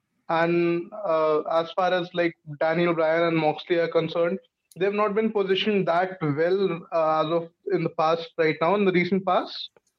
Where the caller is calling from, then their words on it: India; Yeah, so I'm joining from India.